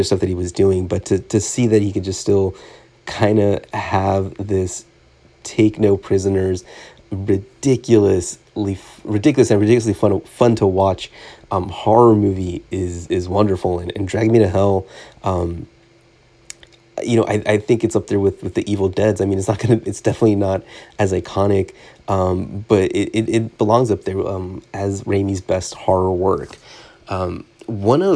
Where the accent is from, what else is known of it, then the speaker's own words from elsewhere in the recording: Southern California, United States; growing up in Southern California